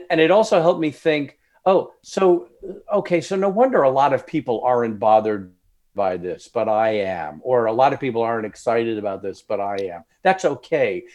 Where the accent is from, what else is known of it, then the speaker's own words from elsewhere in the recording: Long Island, New York, United States; moved away; I'm originally from New York, Long Island, suburbs of New York City